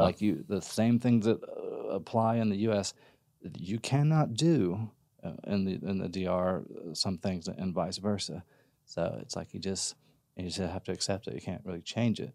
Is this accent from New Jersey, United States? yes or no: no; Mississippi, United States; moved away as an adult; now in Austin, United States; I'm originally from Mississippi